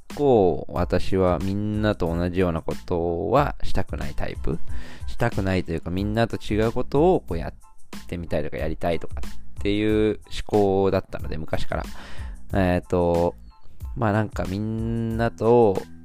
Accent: Shizuoka, Japan; 僕の地元の静岡

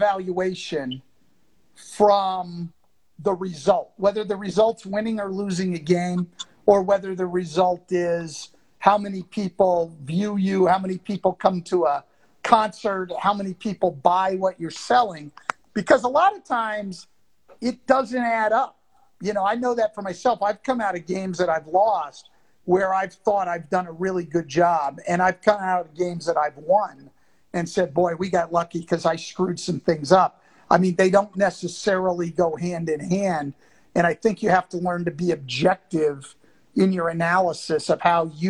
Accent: Bay Area, California, United States; moved away; also born or lived in Detroit; I grew up in the Bay Area in California

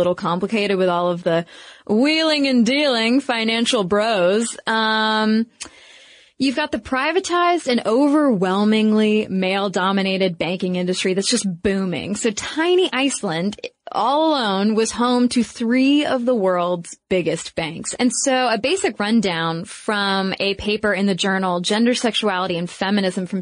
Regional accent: United States; being an American and watching the recession happen in our country

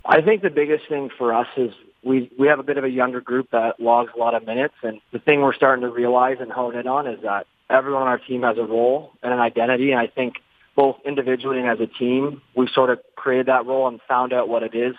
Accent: just outside of Toronto, Ontario, Canada; moved away; I grew up just outside of Toronto

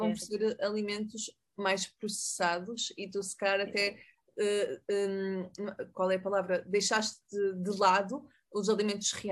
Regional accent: Mexico; Portuguese is a second language; Eu queria dizer, interrompendo, e desculpa porque eu sou mexicana.

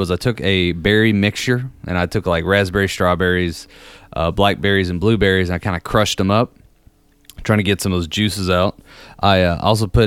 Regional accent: Kentucky, United States; I'm from Kentucky, so I got to represent

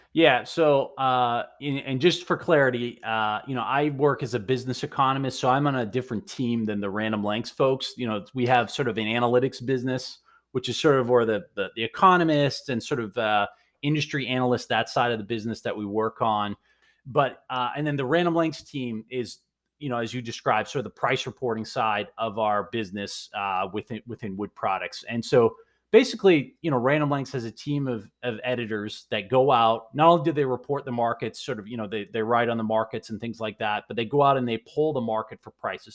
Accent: Maine, United States; now in Boston, United States; I'm originally a Mainer

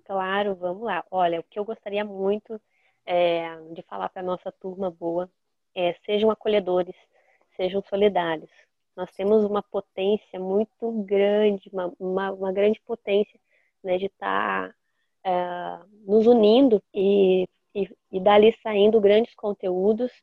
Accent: Rebouças, Paraná, Brazil; now in Foz do Iguaçu, Brazil; eu estava na minha cidade natal, que é Rebouças, eu não sou de Foz do Iguaçu originalmente

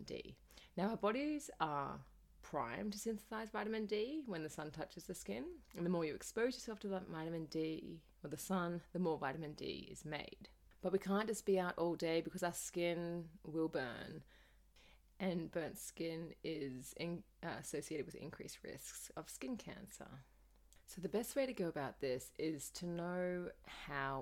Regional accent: Australia; As a child growing up in Australia

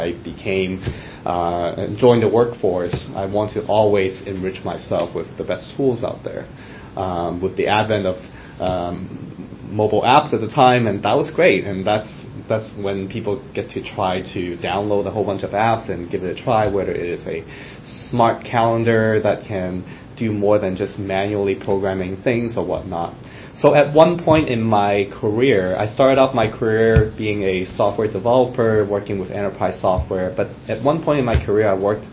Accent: Hong Kong; now in United States; growing up in Hong Kong, where I was born

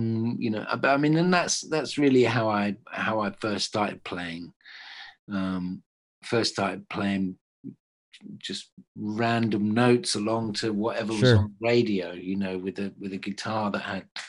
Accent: England, United Kingdom; I'm in English

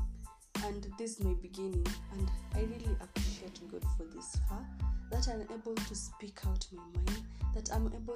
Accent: Kenya; I'll be speaking a bit of Kiswahili and English because I'm a Kenyan

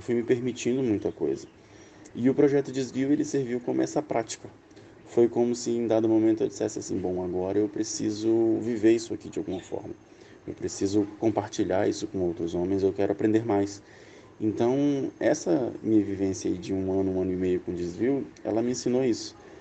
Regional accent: Acre, Brazil; tenho 30 anos, sou acriano

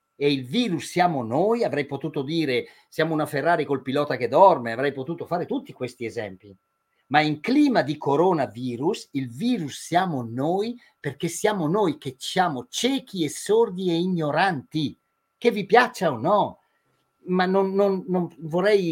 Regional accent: near Madonna di Campiglio, Trentino-Alto Adige, Italy; delle nostre parti, che sono vicino a Madonna di Campiglio

